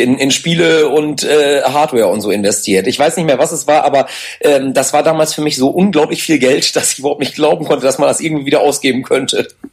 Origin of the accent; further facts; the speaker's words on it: Ibbenbüren, North Rhine-Westphalia, Germany; wir kommen aus Ebenbüren, das ist bei ja. Münster